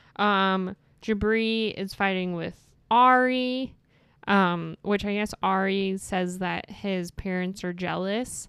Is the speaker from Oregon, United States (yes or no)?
no; New York City, New York, United States; accent: Brooklyn; I'm from Brooklyn